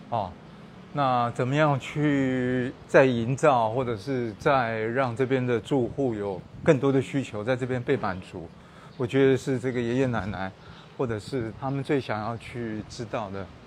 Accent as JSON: {"language": "Chinese", "region": "Kaohsiung", "country": "Taiwan", "tie": "born or raised there", "said": "我们以前从小在这边长大的"}